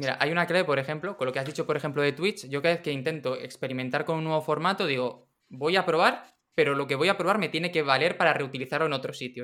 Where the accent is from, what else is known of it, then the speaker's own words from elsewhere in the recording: Region of Murcia, Spain; moved away; also born or lived in Madrid; Yo vivía en Madrid y yo, yo soy de Murcia